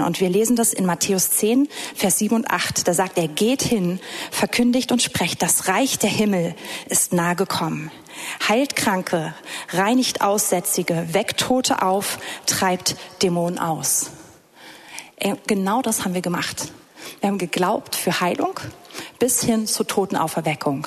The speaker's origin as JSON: {"language": "German", "region": "Berlin", "country": "Germany", "said": "ich komme hier aus Berlin, es ist flach"}